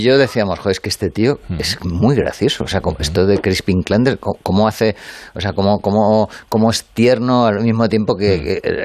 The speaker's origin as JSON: {"language": "Spanish", "town": "Madrid", "region": "Community of Madrid", "country": "Spain", "said": "si yo soy madrileño"}